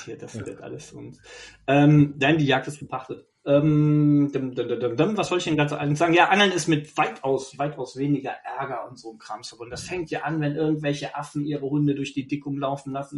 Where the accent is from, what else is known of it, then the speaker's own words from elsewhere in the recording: Bergisch Gladbach, North Rhine-Westphalia, Germany; moved away; ursprünglich bin ich ja nicht von hier, ich komme ja aus Bergisch Gladbach. Schäbisch Gläbisch.